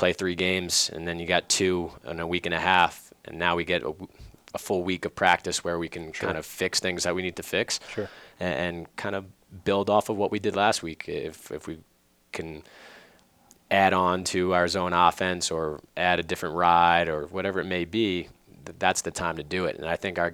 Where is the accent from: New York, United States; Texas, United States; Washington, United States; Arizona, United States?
New York, United States; North Massapequa; also born or lived in Farmingdale, New York; we were growing up in North Massapequa